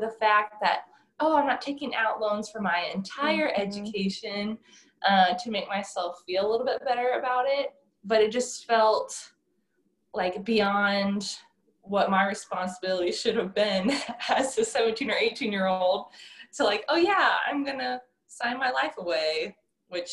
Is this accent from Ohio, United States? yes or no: yes; Ohio, United States; moved away as an adult; also born or lived in Indiana / Midland, Texas; now in Louisiana, United States; I grew up in Ohio and I went to college in Indiana. So kind of a Midwest gal